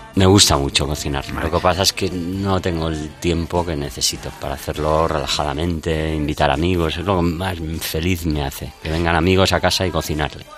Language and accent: Spanish; Spain; nos define mucho como españoles